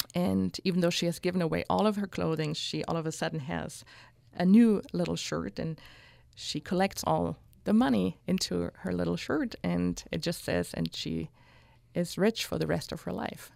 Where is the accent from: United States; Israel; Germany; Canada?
Germany; Hanau, Hesse; moved away; also born or lived in Newcastle upon Tyne; growing up in Hanau and the area